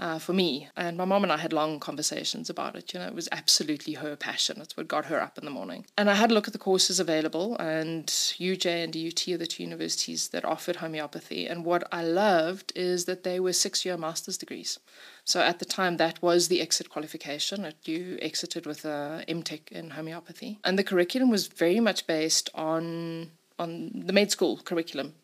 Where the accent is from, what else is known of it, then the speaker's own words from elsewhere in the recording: Simon's Town, Western Cape, South Africa; now in Johannesburg, South Africa; I grew up in Simonstown, surrounded by nature